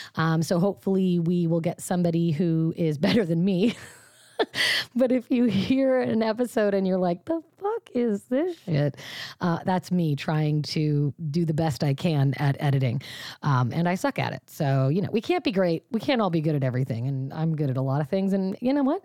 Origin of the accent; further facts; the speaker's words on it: Washington, United States; Washington, my home state